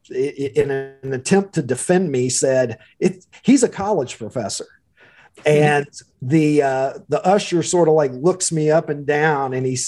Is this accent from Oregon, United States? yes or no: no; Kentucky, United States; accent: drawl; moved away as an adult; also born or lived in Chicago area; now in Chicago, United States; I am a Kentuckian by birth and lived there long enough that I think the drawl is going to be with me forever